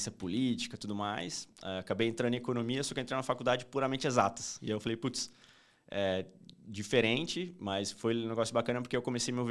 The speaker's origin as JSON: {"language": "Portuguese", "town": "Campo Grande", "region": "Mato Grosso do Sul", "country": "Brazil", "tie": "born or raised there", "said": "eu sou nascido em Campo Grande, no Mato Grosso do Sul é, um pouquinho longe daqui, mas vivi uma boa parte da minha vida por lá."}